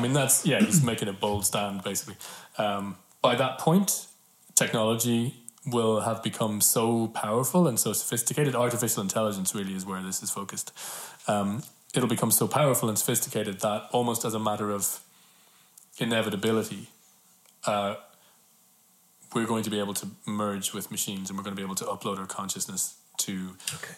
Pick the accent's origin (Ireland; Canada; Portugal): Ireland; I read that in school as all Irish kids hmm. read Yeats in school